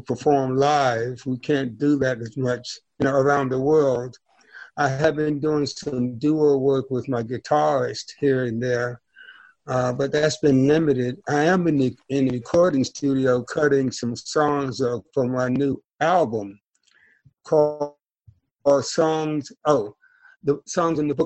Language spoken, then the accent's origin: English; North Carolina, United States; I'm a Southern gentleman. I'm from North Carolina, and I'm from a family of preachers